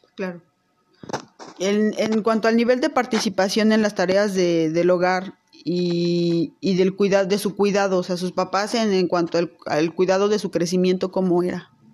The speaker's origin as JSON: {"language": "Spanish", "town": "Teziutlán", "region": "Puebla", "country": "Mexico", "tie": "born or raised there", "moved": "as an adult", "lives_now": "Puebla, Mexico", "said": "yo nací en Teciutlán, Puebla, pero desde hace más de 20 años radico en Puebla."}